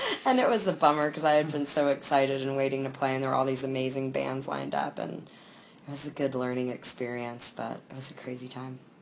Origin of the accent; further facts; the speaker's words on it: Durham, North Carolina, United States; I'm from Durham.